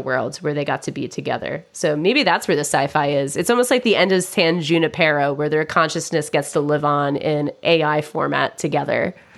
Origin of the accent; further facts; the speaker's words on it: United States; I'm American